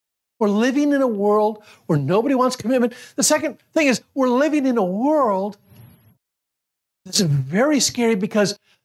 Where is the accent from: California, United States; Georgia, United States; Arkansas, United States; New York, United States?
New York, United States; Syracuse; I grew up in Syracuse, New York